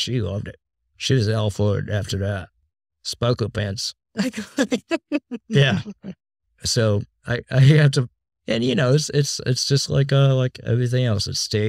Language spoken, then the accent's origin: English; East Coast, United States; I grew up on the East Coast, obviously, and stayed up every night to watch Howard Stern.